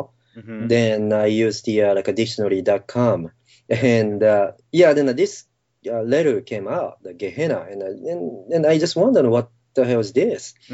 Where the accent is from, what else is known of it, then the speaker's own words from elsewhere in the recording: Japan; moved away as an adult; I was growing up in Japan, up to like 18 years old. I was in Japan